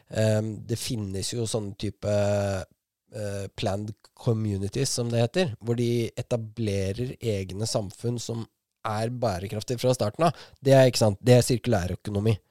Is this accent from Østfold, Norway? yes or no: yes; Askim, Østfold, Norway; hjembyen min